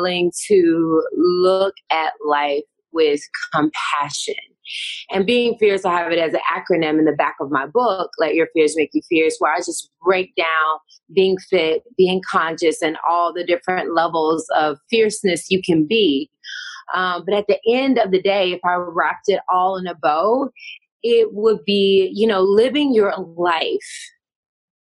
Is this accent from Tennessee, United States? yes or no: yes; Tennessee, United States; moved away as an adult; now in California, United States; I'm from the South. I'm from Tennessee, first of all. I'm a Southern girl. I'm living in Cali now